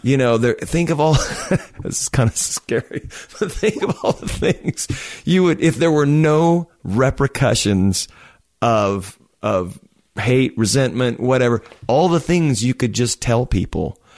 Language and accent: English; Oklahoma, United States; I'm from Oklahoma.